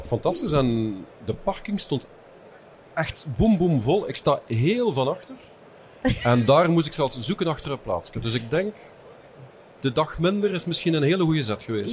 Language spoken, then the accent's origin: Dutch; Lanaken, Flanders, Belgium; moved away as an adult; also born or lived in Hasselt; now in West Flanders, Belgium; Ik ben afkomstig van Lanaken. Eh, verder kan je niet in België. Ja, want dan zit je op de grens